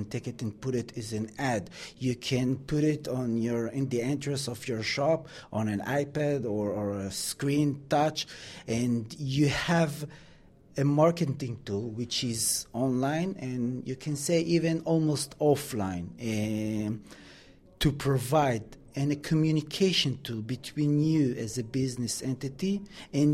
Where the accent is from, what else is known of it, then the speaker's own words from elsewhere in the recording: Israel; moved away as an adult; now in London, United Kingdom; Israel, with all due respect to my country